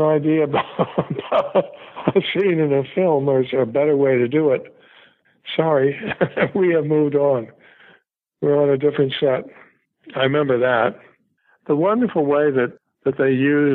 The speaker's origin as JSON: {"language": "English", "region": "New York", "country": "United States", "said": "I'm from New York"}